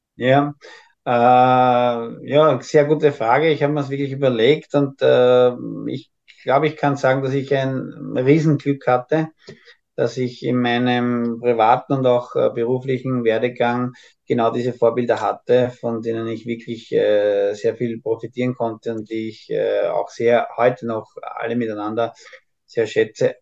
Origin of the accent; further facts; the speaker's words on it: Austria; als Österreicher